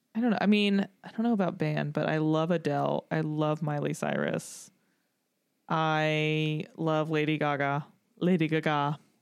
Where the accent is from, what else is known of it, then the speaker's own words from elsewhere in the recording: Tennessee, United States; growing up in Tennessee, a lot of country music